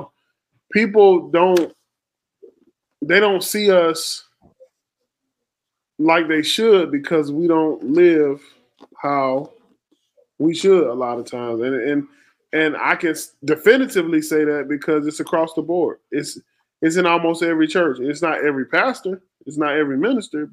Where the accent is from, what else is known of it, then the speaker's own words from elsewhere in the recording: the South, United States; I grew up in the South